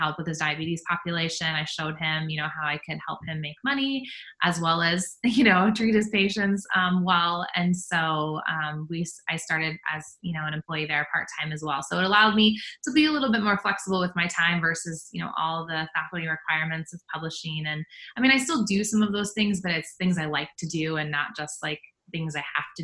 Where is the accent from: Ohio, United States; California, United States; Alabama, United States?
Ohio, United States; Harrison; also born or lived in Columbus, Ohio / Dayton, Ohio; I'm originally from Harrison, Ohio, which is on the west edge of Cincinnati area. And so, I grew up in Ohio